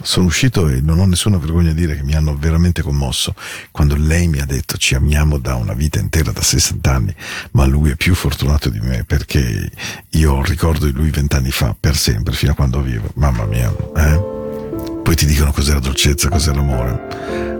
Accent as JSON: {"language": "Italian", "region": "Ticino", "country": "Switzerland", "said": "Dal Ticino"}